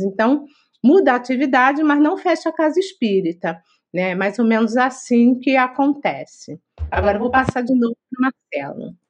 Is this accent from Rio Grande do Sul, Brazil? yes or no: no; Rio de Janeiro, Brazil; nós somos do Rio de Janeiro